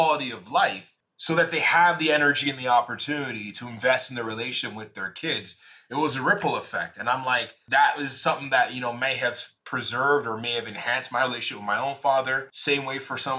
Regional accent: Jamaica; I'm Jamaican

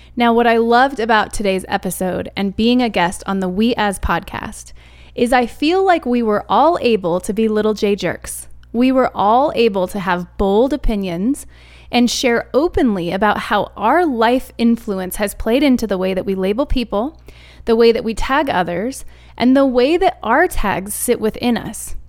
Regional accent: Arizona, United States; now in Colorado, United States; I'm an Arizona kid. I was raised in Arizona

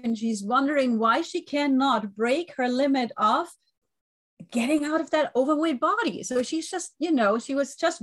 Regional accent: Germany; English is a second language; moved away; I was raised and born in Germany, but I have an Italian family

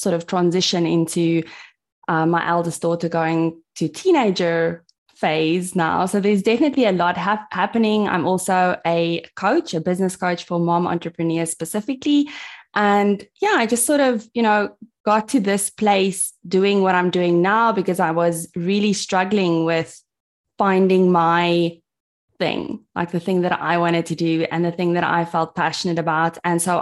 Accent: South Africa; I'm from South Africa. I live in a tiny town called Mossel Bay, which is very close to Cape Town.

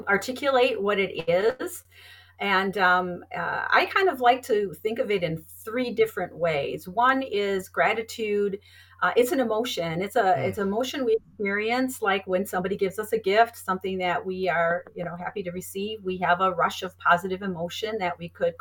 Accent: Wisconsin, United States; I'm from Wisconsin originally

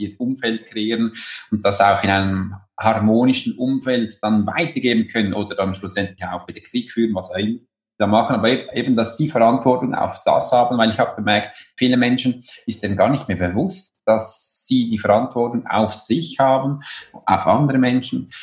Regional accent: Switzerland; bei uns in der Schweiz

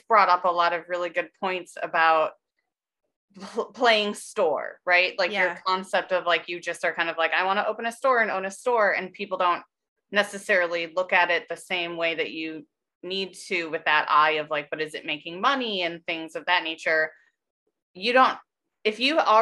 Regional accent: Michigan, United States; now in New Jersey, United States; I'm from Michigan originally

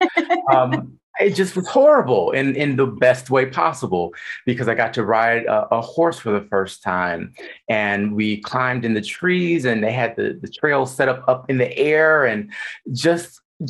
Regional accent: Michigan, United States; moved away as an adult; also born or lived in Texas; now in Las Vegas, United States; born and raised in Michigan, I moved to Texas and then to Nevada

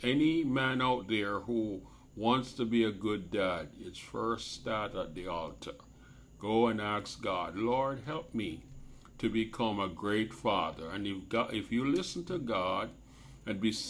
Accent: Jamaica; I grew up in Jamaica

